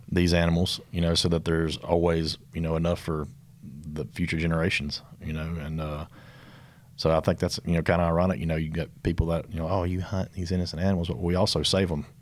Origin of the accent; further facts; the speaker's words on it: Mississippi, United States; accent: country; we're from Mississippi, born and raised